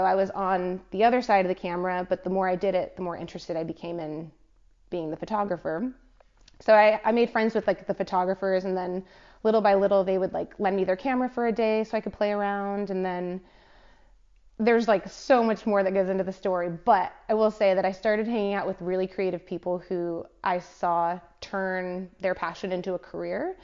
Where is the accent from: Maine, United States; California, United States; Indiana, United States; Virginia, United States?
California, United States; moved away as an adult; also born or lived in Pacific Northwest / Hawaii; now in Melbourne, Australia; I'm actually from California. So from, hmm. from California, but I moved from the Pacific Northwest to Melbourne